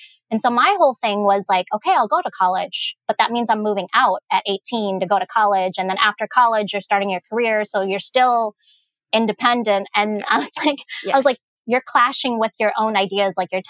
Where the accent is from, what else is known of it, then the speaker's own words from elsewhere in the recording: United States; And I'm like, but I'm not just a Lao girl. Yes. I am American.